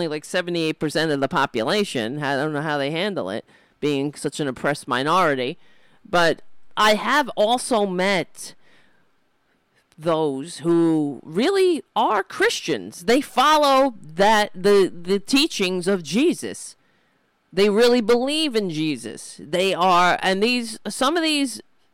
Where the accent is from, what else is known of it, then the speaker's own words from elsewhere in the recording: New York City, New York, United States; I grew up in Staten Island